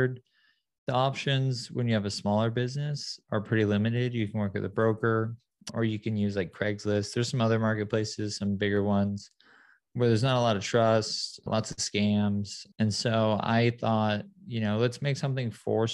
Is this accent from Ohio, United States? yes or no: no; San Clemente, California, United States; also born or lived in Detroit, Michigan; I was born in Detroit, moved to a beautiful town called San Clemente when I was younger. So I grew up in SoCal